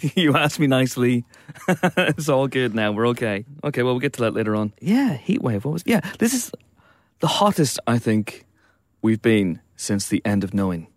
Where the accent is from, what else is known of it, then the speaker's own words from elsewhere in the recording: Banbridge, Northern Ireland, United Kingdom; my hometown, Banbridge.